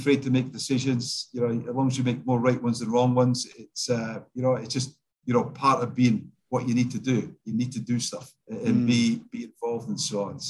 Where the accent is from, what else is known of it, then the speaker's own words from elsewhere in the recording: Scotland, United Kingdom; now in Australia; I'm Scottish